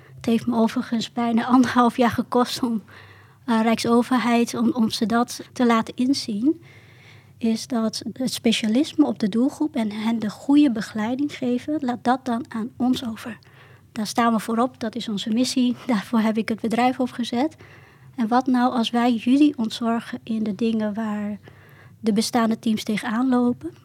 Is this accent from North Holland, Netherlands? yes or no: no; Southeast Drenthe, Netherlands; ik kom ook uit Zuidoost-Drenthe